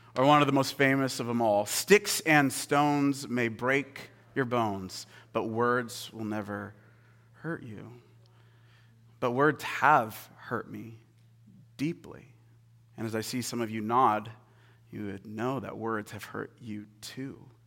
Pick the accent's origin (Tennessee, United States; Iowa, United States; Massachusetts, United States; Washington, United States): Washington, United States; Seattle; moved away; I'm from Seattle originally, like, I'm a Seattle boy, born and raised.